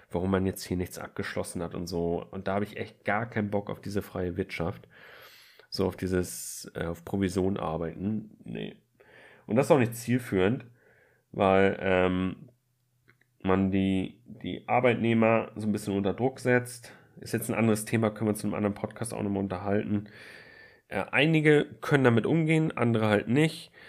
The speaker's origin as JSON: {"language": "German", "town": "Flensburg", "region": "Schleswig-Holstein", "country": "Germany", "said": "Und zwar, ich komme aus Flensburg und wollte in Kiel studieren."}